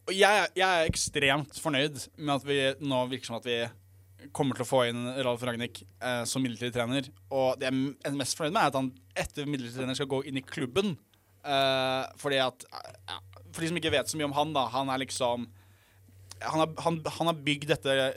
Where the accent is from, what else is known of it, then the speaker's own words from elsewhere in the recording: Norway; Jeg er jo norsk